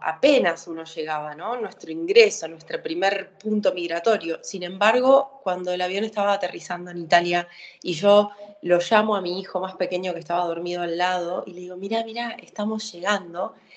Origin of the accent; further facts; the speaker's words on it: Argentina; soy una argentina que te va a decir que se crió con el asado